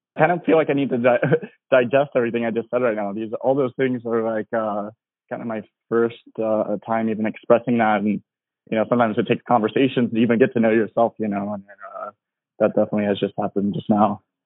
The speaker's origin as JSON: {"language": "English", "region": "Tennessee", "country": "United States", "moved": "yes", "lives_now": "Los Angeles, United States", "said": "I'm from Tennessee"}